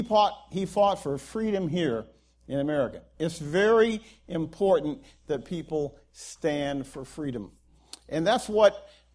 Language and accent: English; Guam; born there; I could have been born in El Salvador. And instead, I was born in Guam. and that's because my dad was a Marine.